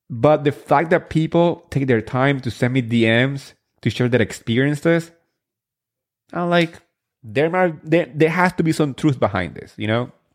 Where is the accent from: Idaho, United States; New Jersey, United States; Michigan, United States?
New Jersey, United States; I grew up in New Jersey